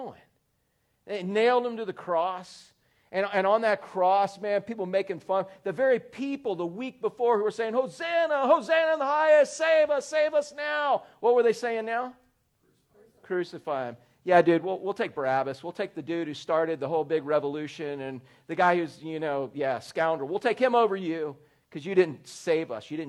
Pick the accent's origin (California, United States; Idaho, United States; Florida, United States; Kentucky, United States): Florida, United States; Orlando; I was growing up in Orlando